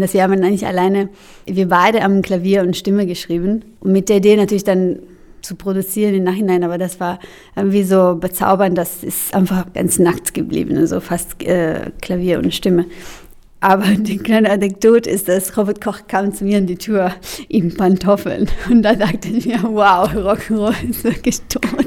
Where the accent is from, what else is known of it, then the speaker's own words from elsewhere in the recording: Milan, Lombardy, Italy; German is a second language; now in Berlin, Germany; ich komme aus Mailand